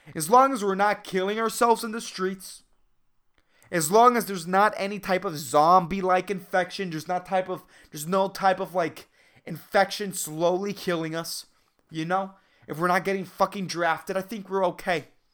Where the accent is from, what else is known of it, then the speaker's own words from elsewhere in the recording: Puerto Rico; Puerto Ricans are, like, we're all, like, white, tanned, dark-skinned, black